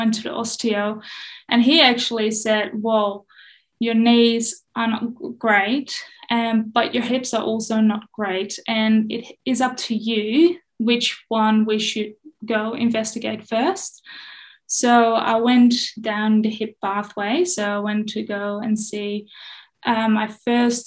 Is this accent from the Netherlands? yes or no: yes; Netherlands; I grew up in the Netherlands